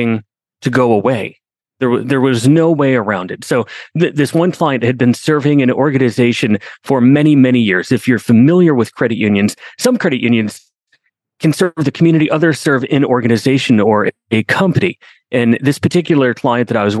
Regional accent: Binghamton, New York, United States; I grew up in Binghamton, New York.

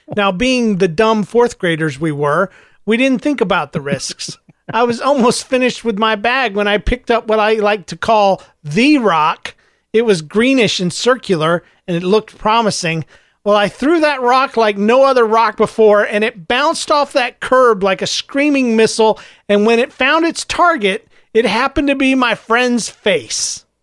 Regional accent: Florida, United States; I'm from Florida.

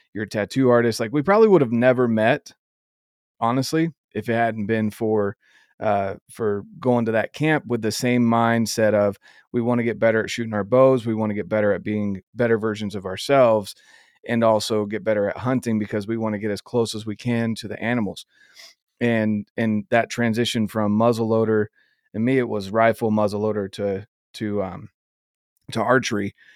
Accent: North Carolina, United States; moved away; also born or lived in Rocky Mountains; I grew up in North Carolina

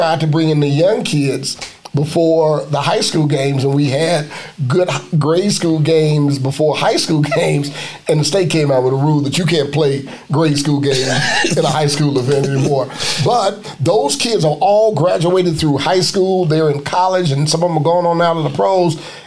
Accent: Chicago, Illinois, United States; I'm from Chicago

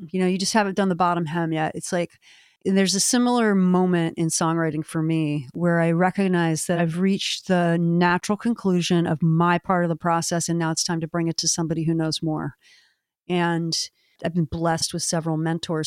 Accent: Maryland, United States; my home state

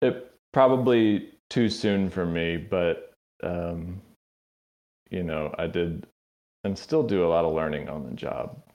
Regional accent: Tallahassee, Florida, United States; moved away; also born or lived in Athens, Georgia; I grew up in North Florida

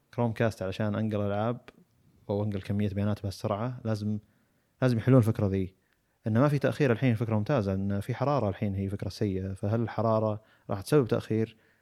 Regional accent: Saudi Arabia; عندنا بالسعوديه

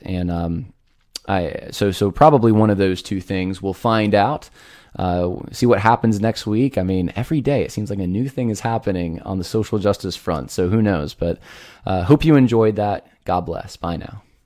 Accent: United States; I am an American who pays taxes

